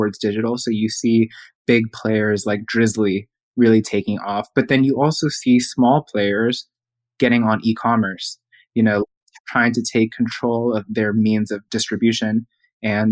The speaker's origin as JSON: {"language": "English", "town": "Houston", "region": "Texas", "country": "United States", "tie": "born or raised there", "also_born_or_lived": "New York City", "moved": "as an adult", "said": "my hometown, Houston"}